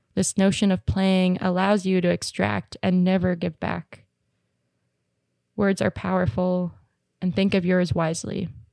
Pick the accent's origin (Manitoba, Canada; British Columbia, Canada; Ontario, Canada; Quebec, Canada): British Columbia, Canada; Squamish; I grew up in Squamish